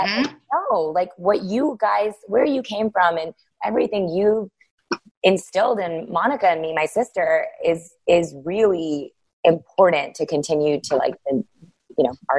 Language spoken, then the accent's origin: English; India; So I was like, oh, well, she's Armenian and I'm Indian, and that's the closest I'm going to get.